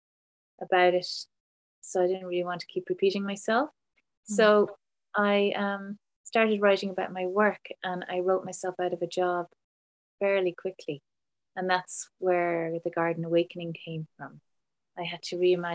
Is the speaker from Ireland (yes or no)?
yes; Ireland; I grew up in Ireland in a small farm